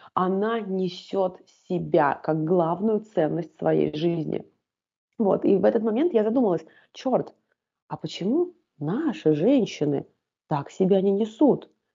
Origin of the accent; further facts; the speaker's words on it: Volgograd, Volgograd Oblast, Russia; also born or lived in Tashkent, Uzbekistan; Так мы оказались в городе Волгограде. А, оказались мы там в статусе вынужденных переселенцев. Жили мы первые года в таком подвальном помещении